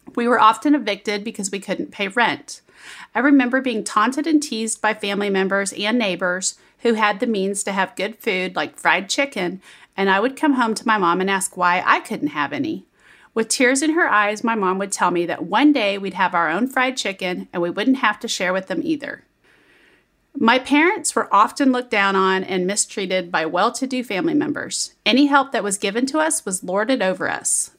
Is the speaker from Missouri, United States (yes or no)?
yes; Kansas City, Missouri, United States; When I was young in like grade school, I grew up in Kansas City